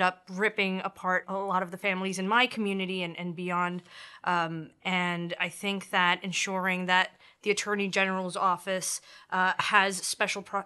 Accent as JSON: {"language": "English", "town": "New York City", "region": "New York", "country": "United States", "tie": "born or raised there", "also_born_or_lived": "Elmhurst, Queens / Corona, Queens / East Elmhurst, Queens", "said": "I grew up in Astoria, Queens. I was born in Elmhurst."}